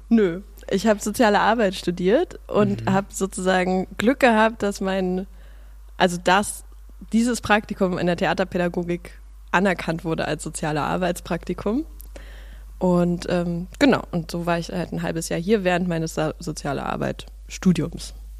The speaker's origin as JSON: {"language": "German", "region": "Berlin", "country": "Germany", "tie": "born or raised there", "also_born_or_lived": "Suhl, Thuringia", "said": "ich bin aber in Pankow in Berlin aufgewachsen, in Prenzlauer Berg"}